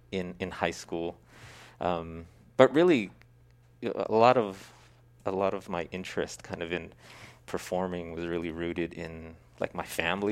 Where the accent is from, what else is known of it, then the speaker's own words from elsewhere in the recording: Stockton, California, United States; also born or lived in San Francisco / Treasure Island; I grew up primarily in Stockton, but yeah, spent my early childhood on Treasure Island when it was a Navy base.